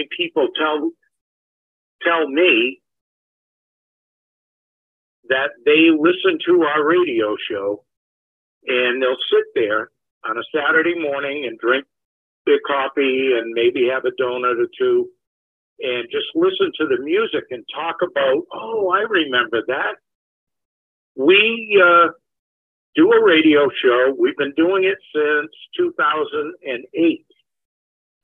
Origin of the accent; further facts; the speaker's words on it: on the Rhode Island border, Massachusetts, United States; now in New Hampshire, United States; I'm from Massachusetts on the Rhode Island border